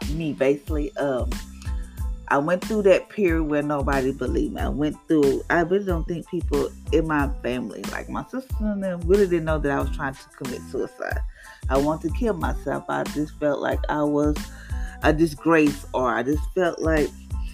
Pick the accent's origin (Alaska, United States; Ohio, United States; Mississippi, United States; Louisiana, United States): Louisiana, United States; I'm from Louisiana